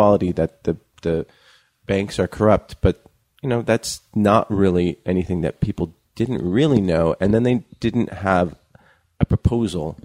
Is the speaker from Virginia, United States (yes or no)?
no; California, United States; when we were growing up in California, those of us who grew up in California